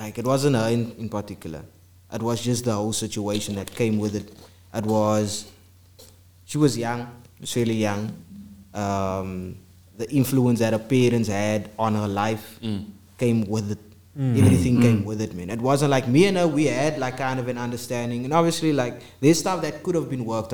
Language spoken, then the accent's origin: English; South Africa; I'm a guy from South Africa